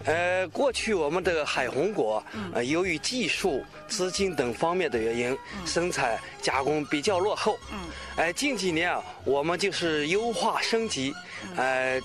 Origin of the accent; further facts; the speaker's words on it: Fugu, Shaanxi, China; 欢迎你们来到 到我们嗯。大美墙头